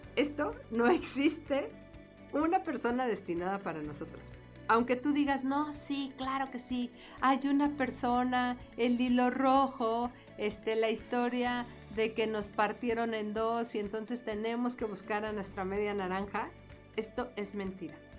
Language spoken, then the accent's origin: Spanish; Mexico City, Mexico; para nosotros el decir fresa en la Ciudad de México